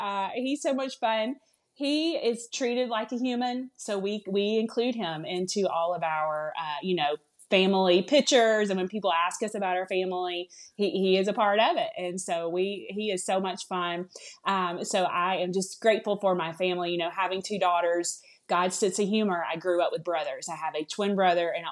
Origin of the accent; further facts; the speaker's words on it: the South, United States; accent: southern; now in Alabama, United States; you all may hear it a little bit in my voice, I'm from the South. I live here in Alabama.